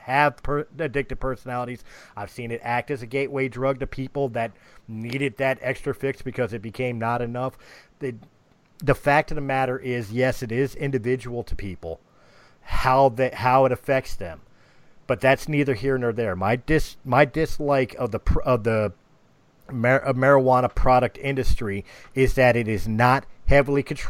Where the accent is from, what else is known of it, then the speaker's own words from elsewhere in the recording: United States; I'm from the United States